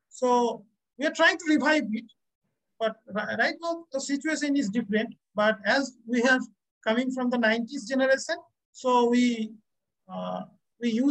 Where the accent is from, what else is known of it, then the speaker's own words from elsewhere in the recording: West Bengal, India; we are coming from West Bengal, Indian state of West Bengal